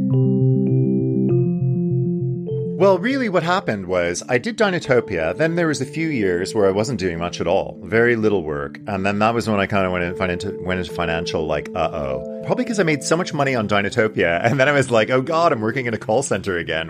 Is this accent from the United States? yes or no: no; Montreal, Quebec, Canada; moved away; from Montreal, which is my hometown